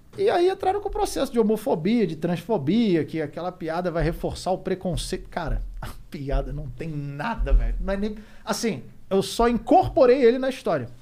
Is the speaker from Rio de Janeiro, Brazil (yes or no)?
yes; Rio de Janeiro, Brazil; moved away; also born or lived in Curitiba; Sou carioca. Morei muito tempo no Grajaú.